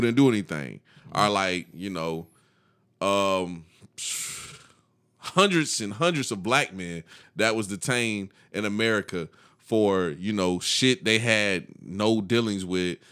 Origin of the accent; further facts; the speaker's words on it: the South, United States; we grew up in the South